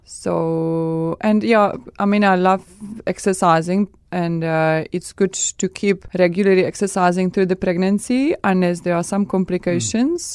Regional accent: Czechia; English is a second language; moved away; I come from Czech Republic

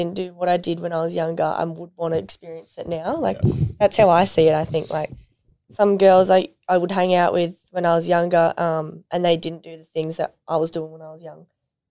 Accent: Kurnell, New South Wales, Australia; also born or lived in Cronulla / Gold Coast; I grew up in Kurnell.

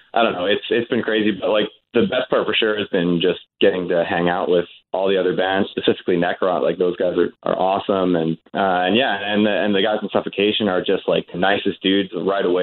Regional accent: Vancouver, British Columbia, Canada; we're from the West Coast

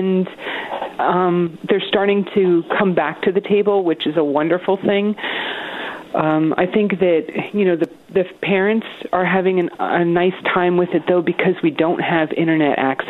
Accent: Essex County, New Jersey, United States; moved away as an adult; also born or lived in High Point area, New Jersey; now in Arkansas, United States; I was raised in Essex County

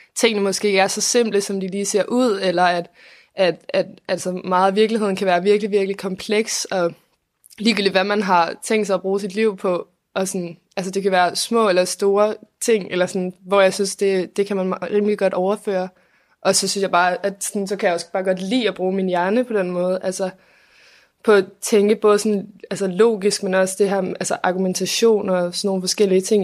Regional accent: Copenhagen, Capital Region of Denmark, Denmark; jeg er 20 år, og jeg kommer fra København

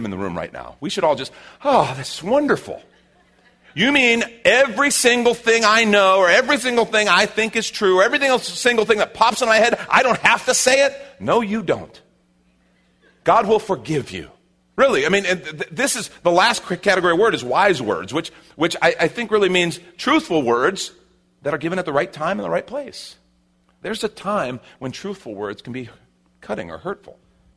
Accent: Chicago, Illinois, United States; now in Texas, United States; And I grew up in Chicago where it even helped me speed my speech up more

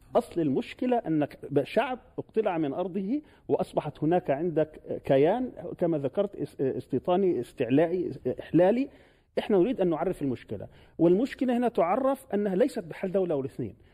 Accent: Palestine; نحن كفلسطينيين

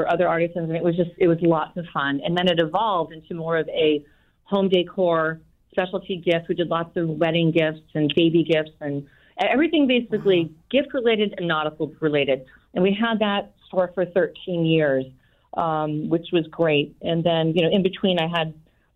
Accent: Longmeadow, Massachusetts, United States; I grew up in Long Meadow, Mass, little town out in western Massachusetts.

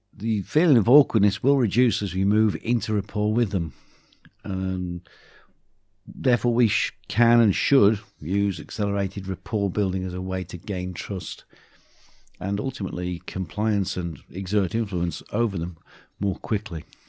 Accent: Black Country, West Midlands, United Kingdom; accent: Black Country; moved away; my black country accent comes back too.

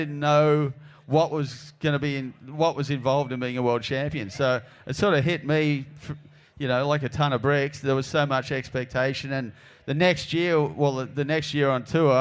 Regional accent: Narrabeen, New South Wales, Australia; I was from Narrabeen

